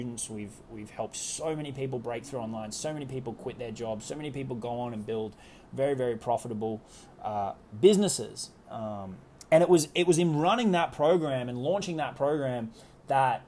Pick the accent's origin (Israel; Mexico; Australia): Australia; accent: Australian; moved away as an adult; also born or lived in New York; It took me from Australia, where I'm from, as you can probably tell from my accent, over to living in New York for a couple of years